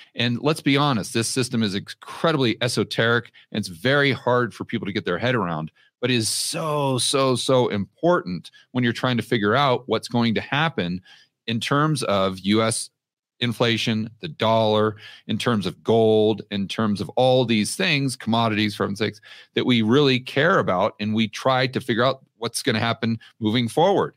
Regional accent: United States; moved away as an adult; now in Colombia; I'm still an American citizen

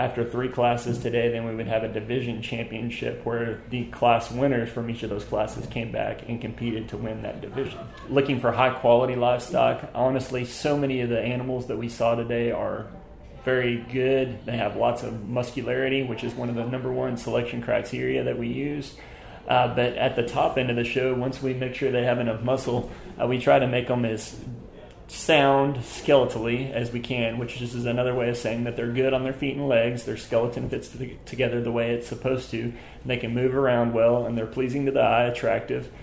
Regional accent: Uvalde, Texas, United States; I'm from Uvalde, Texas

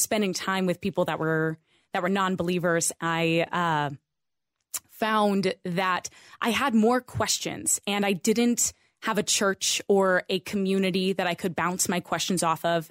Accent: Idaho, United States; I grew up in Idaho

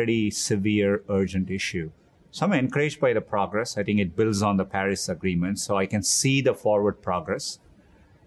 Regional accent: Chennai, Tamil Nadu, India; moved away as an adult; now in United States; I grew up in Chennai, India

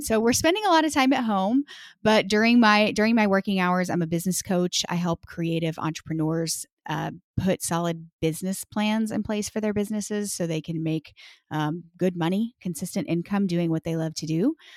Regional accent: Texas, United States; moved away as an adult; now in Washington, D.C., United States; I'm actually from, born and raised in Texas, and we lived in Texas for our whole lives until twenty seventeen

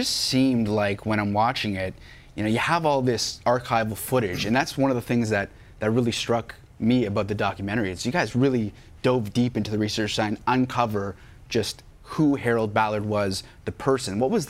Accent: Toronto, Ontario, Canada; I grew up in Toronto, 34 years old.

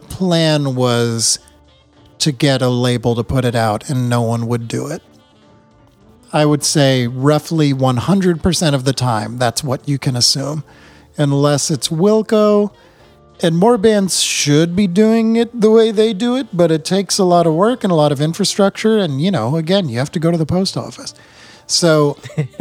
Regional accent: New England, United States; now in Vermont, United States; we're both from New England

